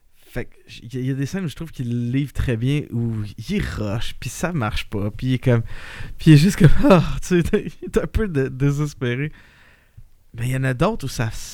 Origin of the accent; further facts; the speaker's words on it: Quebec, Canada; on a beaucoup d'expérience en tant que Québécois à jouer avec des glaçons de même